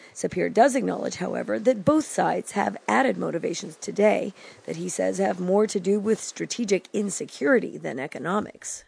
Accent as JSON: {"language": "English", "region": "New Mexico", "country": "United States", "said": "my home state of New Mexico"}